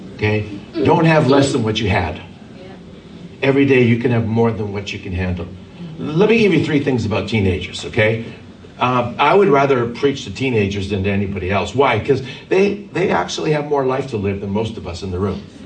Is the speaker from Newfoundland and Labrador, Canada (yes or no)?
no; Vancouver, British Columbia, Canada; I was born and raised in Vancouver, Canada